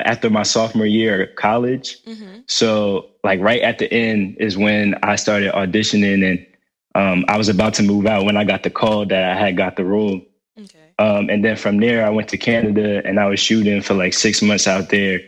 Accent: Trenton, New Jersey, United States; growing up in Trenton, it was definitely an experience

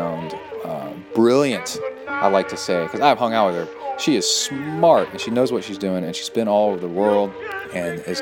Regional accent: United States; moved away; also born or lived in Houston, Texas; I grew up in East Tennessee, Alabama, Northern Alabama

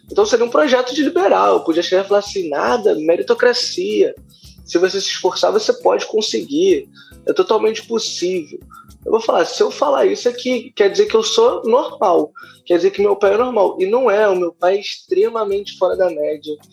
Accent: Rio de Janeiro, Brazil; eu sou de periferia, eu sou de favela do Rio de Janeiro.

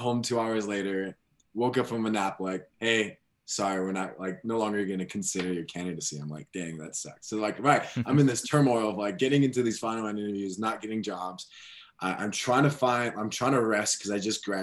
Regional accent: Chicago, Illinois, United States; moved away as an adult; now in Denver, United States; I grew up in Chicago

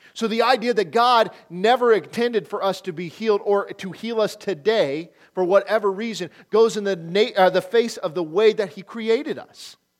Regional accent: Nebraska, United States; moved away; also born or lived in Oklahoma; I grew up in Nebraska

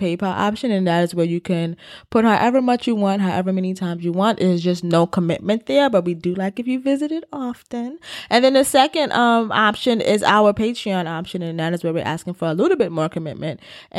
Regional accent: New York City, New York, United States; And we're from the Bronx.

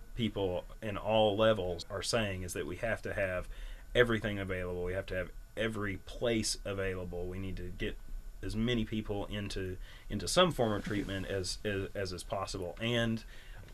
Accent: Berea, Kentucky, United States; I grew up in Berea

